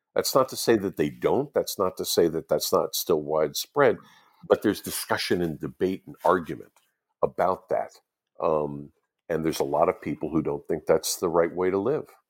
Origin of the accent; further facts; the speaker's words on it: United States; the ones I grew up with in the United States